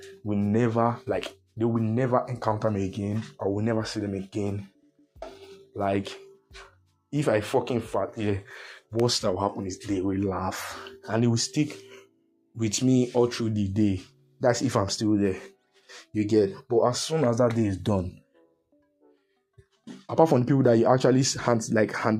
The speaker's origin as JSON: {"language": "English", "country": "Nigeria"}